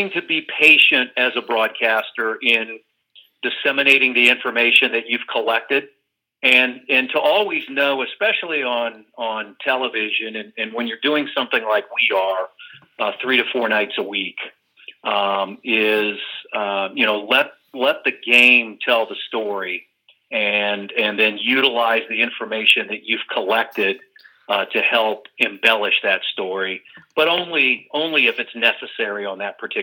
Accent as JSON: {"language": "English", "region": "central Indiana", "country": "United States", "tie": "born or raised there", "also_born_or_lived": "Westfield, Indiana", "said": "I moved to Westfield when I was a high school junior. So I've been in the central Indiana area for more than 40 years"}